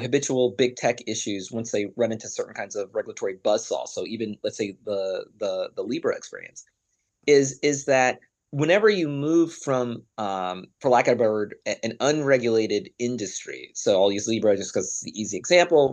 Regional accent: Arkansas, United States; moved away; also born or lived in London; I'm a guy from Arkansas

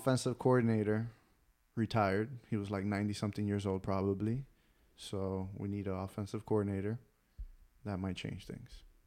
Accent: Miami, Florida, United States; I was born and raised in Miami, three oh five all day

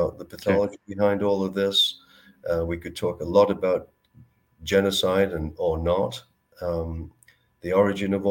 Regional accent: Manchester, North West England, United Kingdom; moved away as an adult; also born or lived in British Columbia; now in Canada; I'm from Manchester

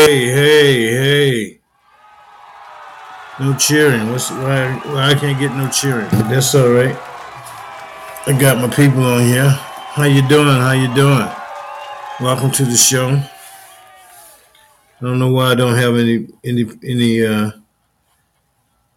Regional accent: Union, South Carolina, United States; I grew up in Union, South Carolina

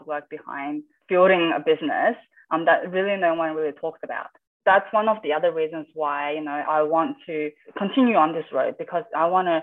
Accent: Adelaide, South Australia, Australia; I grew up in Adelaide

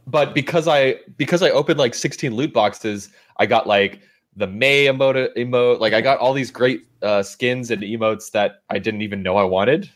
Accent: California, United States; as a Californian

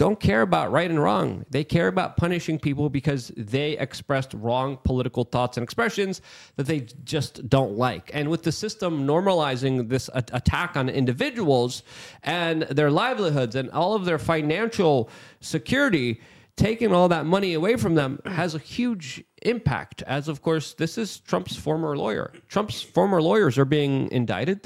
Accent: New York City, New York, United States; growing up in New York City after 2001

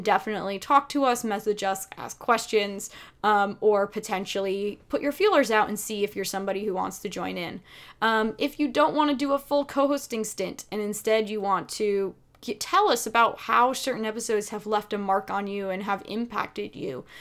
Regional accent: United States; we are very American

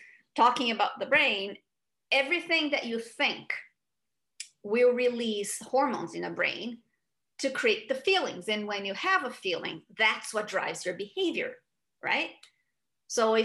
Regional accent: Rio de Janeiro, Brazil; moved away as an adult; now in United States; So I grew up in Brazil, and at 29 years old, I moved to the US

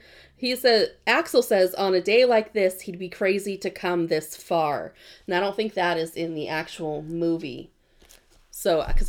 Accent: United States; We're Americans.

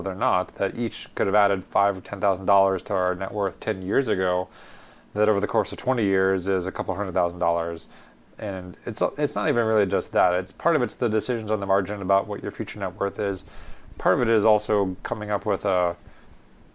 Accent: United States; being born and raised here as an American citizen

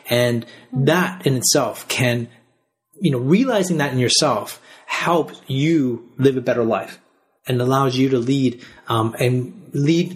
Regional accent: Canada; now in Australia; I grew up in Canada. And I live in Australia

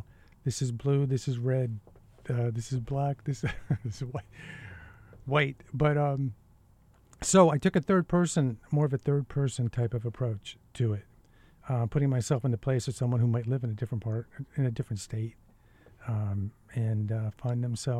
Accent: New York, United States; moved away as an adult; now in Maine, United States; I'm from New York.

